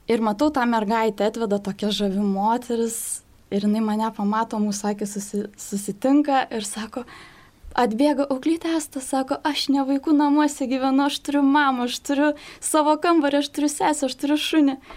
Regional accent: Šiluva or Raseiniai, Kaunas County, Lithuania; moved away; Aš greičiausiai važiuosiu savo gimtąjį miestą, kad seneliai galėtų pabūti su mergaitė, tai greičiausiai gal Šilovoje arba Raseinių

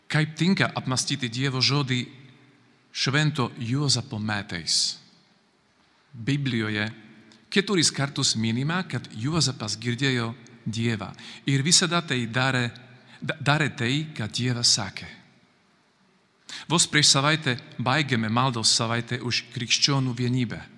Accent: Slovakia; Lithuanian is a second language; moved away as an adult; now in Kaunas, Lithuania; aš esu iš Slovakijos … aš esu kunigas, redemptoristas, vienuolis, misionierius. Dabar gyvenu Kaune su mano broliu Petru

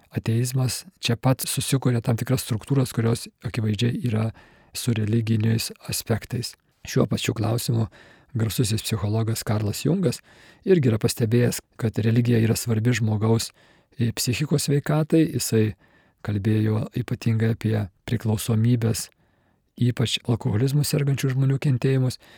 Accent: Kaunas, Kaunas County, Lithuania; aš pats esu kaunietis ir, ir krepšinis man nuo vaikystės svarbus

